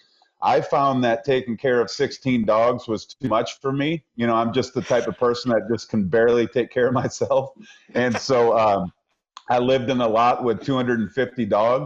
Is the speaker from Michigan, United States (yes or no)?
yes; Michigan, United States; now in Asheville, United States; I grew up in Michigan. I grew up through really tough winters